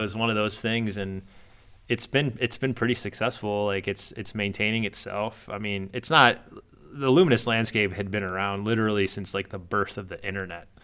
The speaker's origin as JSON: {"language": "English", "town": "Downers Grove", "region": "Illinois", "country": "United States", "tie": "born or raised there", "also_born_or_lived": "Chicago, United States", "moved": "as an adult", "lives_now": "Indianapolis, United States", "said": "I grew up in Down-, Downers Grove area"}